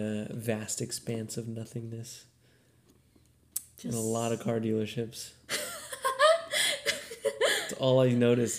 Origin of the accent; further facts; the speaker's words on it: Bakersfield, California, United States; I'm actually from Bakersfield.